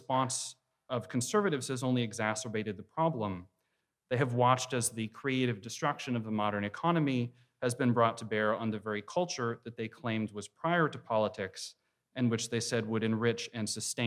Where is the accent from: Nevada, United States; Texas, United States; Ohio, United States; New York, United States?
Texas, United States; I'm from Texas